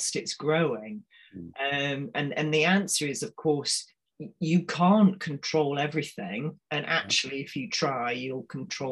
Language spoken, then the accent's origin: English; Manchester, North West England, United Kingdom; as a Mancunian